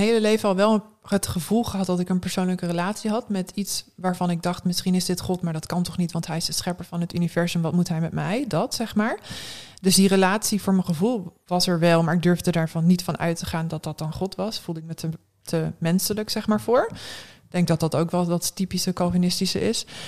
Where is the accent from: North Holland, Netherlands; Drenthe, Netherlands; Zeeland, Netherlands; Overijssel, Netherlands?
Drenthe, Netherlands; Westerbork; moved away as an adult; also born or lived in Eindhoven / Gelderland / Assen / Norway; now in Groningen, Netherlands; ik ben sinds groep drie woon ik in Westerbork